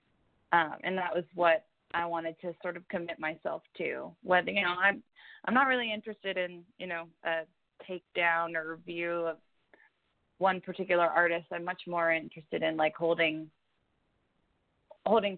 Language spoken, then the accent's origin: English; New York City, New York, United States; I grew up in New York City most of the time